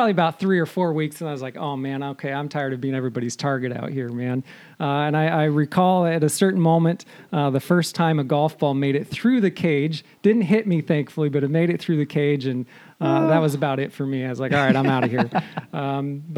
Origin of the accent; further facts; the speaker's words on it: Seattle, Washington, United States; also born or lived in Honolulu, Hawaii; now in Camano Island, United States; born and raised in the Seattle area, kind of south of Seattle